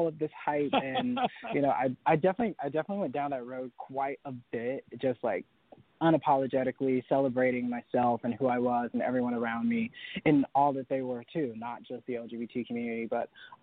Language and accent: English; Sanford, North Carolina, United States; moved away; also born or lived in Ventura, California; I grew up in Sanford, North Carolina